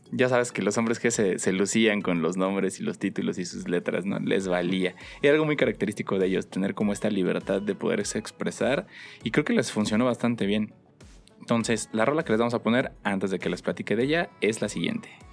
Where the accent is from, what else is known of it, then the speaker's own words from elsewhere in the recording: Mexico; cómo somos los mexicanos